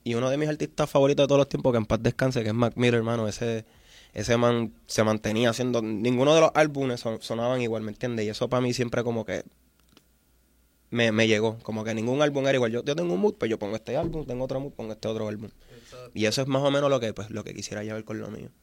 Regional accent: Vieques, Puerto Rico; como una persona que viene de Vieques, que yo me crié con panas que no tenían baño

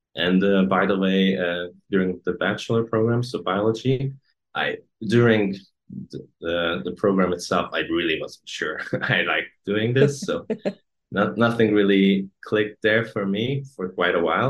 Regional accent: Hungary; English is a second language; also born or lived in Copenhagen, Denmark; I come from Hungary. I live in Hungary right now.

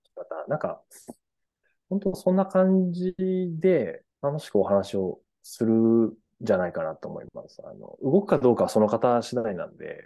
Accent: Furano, Hokkaido, Japan; フラノ市出身なんです

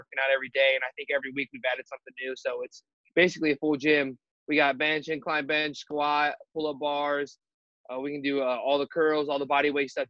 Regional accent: Ontario, Ohio, United States; also born or lived in Mansfield, Ohio; I grew up in Ontario from kindergarten to sophomore year of high school. So I knew everything there was to know about Ontario.

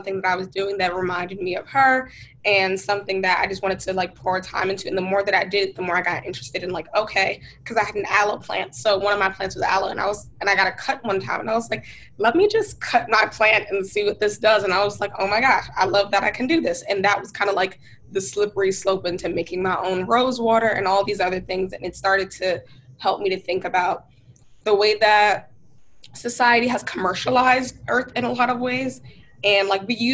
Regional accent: Newark, New Jersey, United States; also born or lived in New York; So I'm from Newark, New Jersey. That's where I was born and raised.

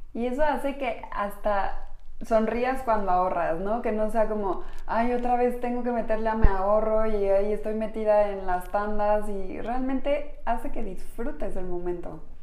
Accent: Mexico; Somos mujeres mexicanas

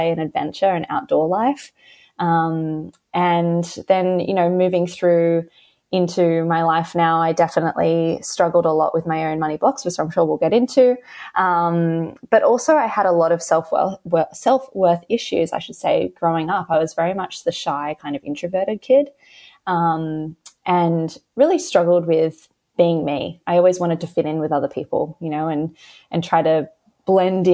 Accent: Australia; accent: Australian; So I live in Australia, if you can tell by my accent. And I grew up in a very, you know, kind of average Australian household

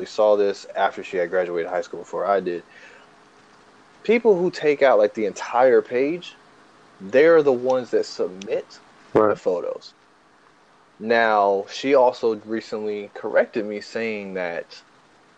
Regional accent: the South, United States; I'm from the South

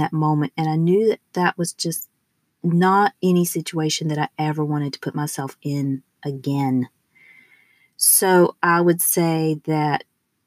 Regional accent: the southern United States, United States; accent: southern; I am from the southern part of the United States. So, although I have rigorously tried to rid myself of my southern accent, it has stuck

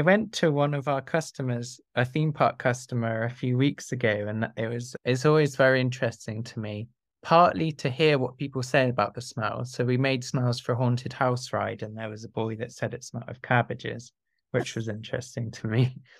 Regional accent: South of England, United Kingdom; I grew up in the south of England

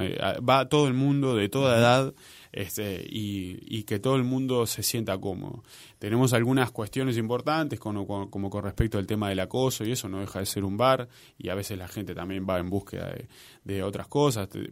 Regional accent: Maldonado, Uruguay; now in Montevideo, Uruguay; mi hermano y yo somos de Maldonado, este, y como toda persona de, la clase trabajadora de Maldonado

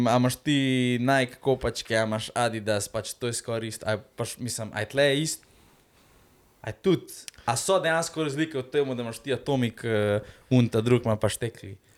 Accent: Slovenia

